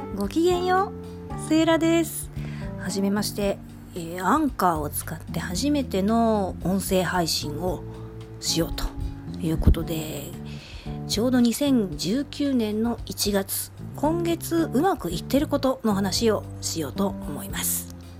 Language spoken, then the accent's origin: Japanese; Nishinomiya, Hyogo, Japan; 地元西宮